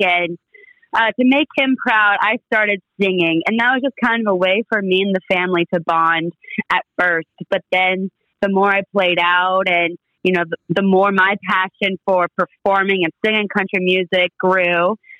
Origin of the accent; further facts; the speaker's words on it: Findlay, Ohio, United States; And I spent 18 years in Ohio, just, you know, being raised by my mom, my grandparents